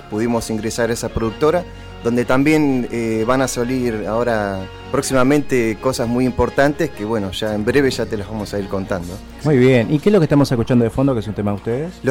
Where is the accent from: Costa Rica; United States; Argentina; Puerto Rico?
Argentina; para que nos identifiquen que somos de Argentina